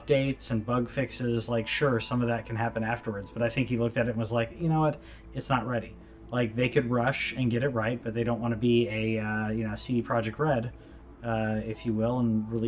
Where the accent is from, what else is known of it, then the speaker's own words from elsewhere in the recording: United States; me as an American